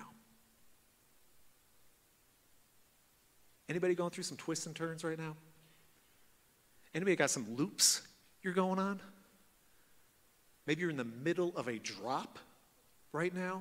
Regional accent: Midwest, United States; I'm from Midwest

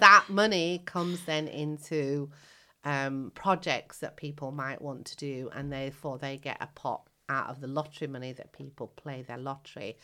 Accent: United Kingdom; also born or lived in Kenya / Indian heritage; when I came to the UK as a child of seven, I came from Africa.

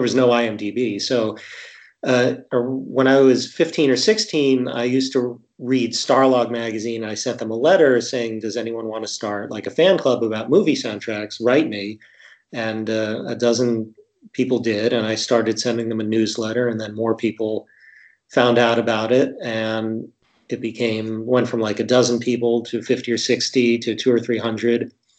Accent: Martha's Vineyard, Massachusetts, United States; I grew up on Martha's Vineyard

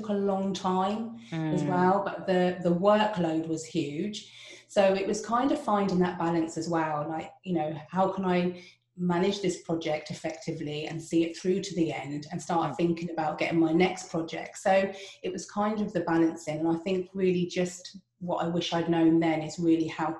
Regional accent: United Kingdom; first language English; moved away; being British and only being able to speak English

